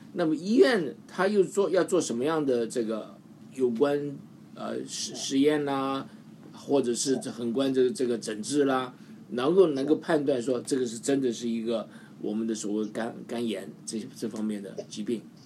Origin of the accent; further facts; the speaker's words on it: Taiwan; now in United States; 我从小在台湾长大的